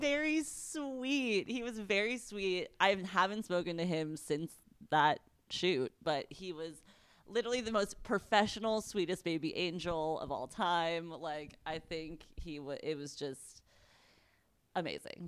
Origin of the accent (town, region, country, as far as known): United States